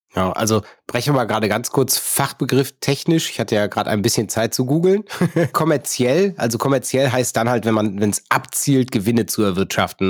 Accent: Neuss, North Rhine-Westphalia, Germany; meine Geburtsstadt Neuss

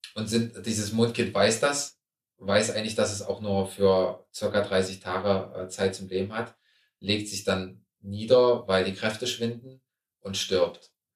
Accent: Germany; ich komme aus Deutschland, ähm, aus Europa.

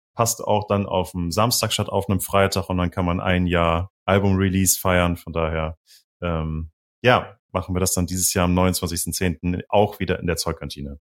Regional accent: Düsseldorf, North Rhine-Westphalia, Germany; now in Bremen, Germany; Ich komme halt ursprünglich aus Düsseldorf

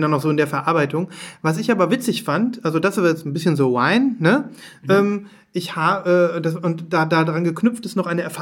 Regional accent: Düsseldorf, North Rhine-Westphalia, Germany; Dann fragen die, wo kommt ihr her? Dann sagen wir aus Düsseldorf

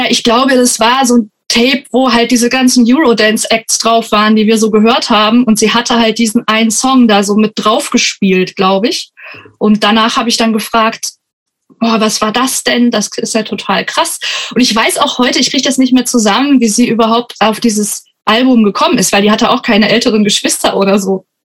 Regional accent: Germany; Also ich komme auch nicht direkt aus Frankenberg, sondern noch aus einem Dorf in der Umgebung.

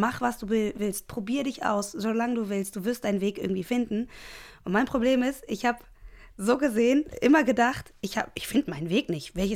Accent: Cologne, North Rhine-Westphalia, Germany; ich bin in Köln groß geworden, ähm, in Köln-Delbrück und ähm, habe da jetzt auch 30 ähm, Jahre gelebt.

